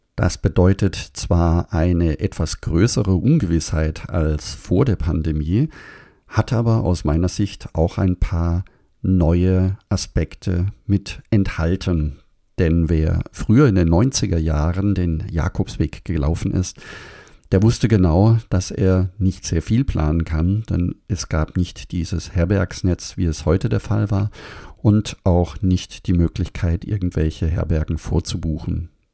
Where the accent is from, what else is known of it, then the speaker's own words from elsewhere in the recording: Germany; bei uns in Deutschland